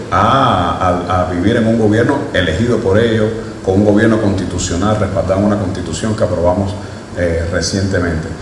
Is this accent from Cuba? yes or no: yes; Cuba